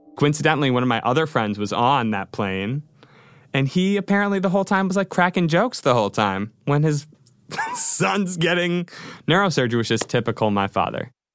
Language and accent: English; Rochester, New York, United States; moved away; I grew up in Rochester, New York, surrounded by all of my family